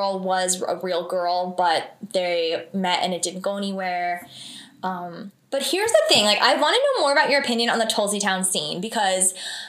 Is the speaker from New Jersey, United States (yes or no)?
yes; Vernon, New Jersey, United States; Yeah, so I grew up in Vernon, New Jersey